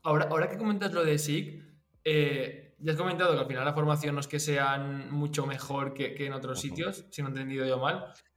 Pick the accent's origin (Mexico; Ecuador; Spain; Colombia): Spain; Valencia, Valencian Community; yo que soy de Valencia